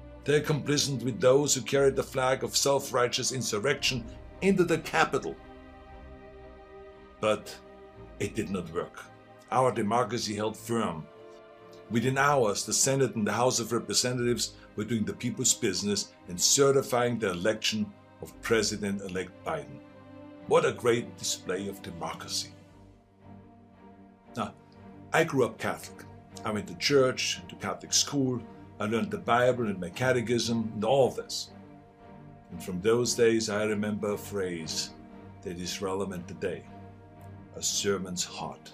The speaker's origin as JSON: {"language": "English", "country": "Austria", "tie": "born or raised there", "moved": "yes", "lives_now": "United States", "said": "I grew up in Austria."}